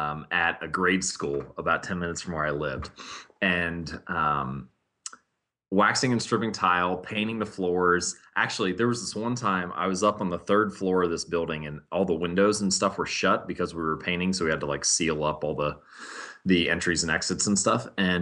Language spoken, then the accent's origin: English; Hamilton, Ohio, United States; I was born and raised in Hamilton, Ohio. Most of my family has grown up there, lived there.